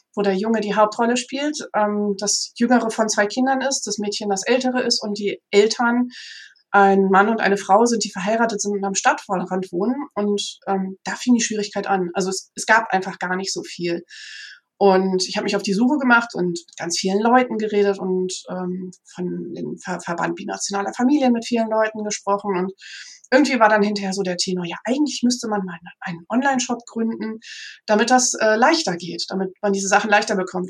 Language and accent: German; Münsterland, North Rhine-Westphalia, Germany; ich selber bin aufgewachsen im Münsterland